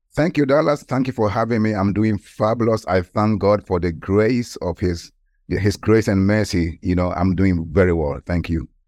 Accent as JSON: {"language": "English", "country": "Ghana", "tie": "born or raised there", "moved": "yes", "said": "I was born in Ghana, West Africa, and at the age of around about sixteen years old, I gave my life to Christ. So I was in the high school in Ghana"}